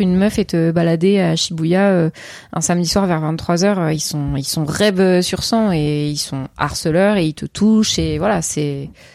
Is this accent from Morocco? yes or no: no; Seine-et-Marne, Île-de-France, France; now in Paris, France; j'ai grandi en Seine-et-Marne.